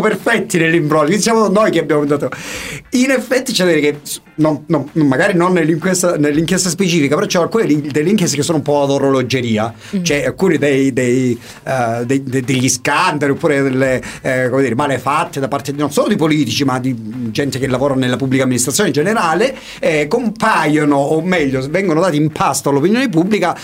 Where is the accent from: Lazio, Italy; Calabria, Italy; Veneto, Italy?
Calabria, Italy; San Giorgio Morgeto; io sono di San Giorgio Morgeto e sono Morgeto